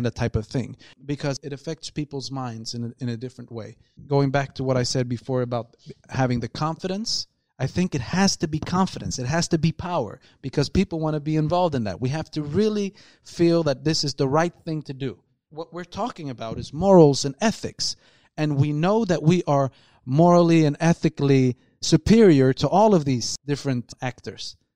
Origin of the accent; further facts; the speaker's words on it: Malmö, Skåne, Sweden; we are from Malmö and we're building this, whatever we're building, but now we are here to help these guys out.